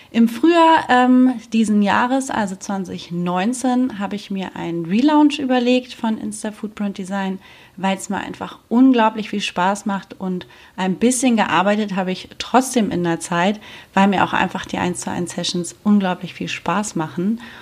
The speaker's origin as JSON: {"language": "German", "country": "Germany", "moved": "yes", "lives_now": "Spain", "said": "ich bin damals von Deutschland nach Spanien ausgewandert"}